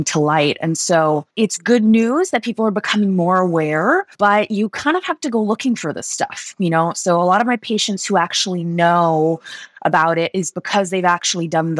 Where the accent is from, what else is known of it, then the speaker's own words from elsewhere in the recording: London, United Kingdom; moved away as an adult; also born or lived in Switzerland; now in United States; I grew up in London. I grew up in Switzerland. I grew up in London, actually